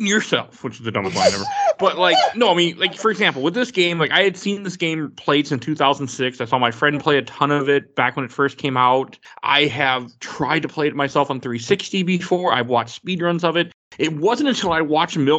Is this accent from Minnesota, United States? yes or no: yes; Minnesota, United States; I'm normally from Minnesota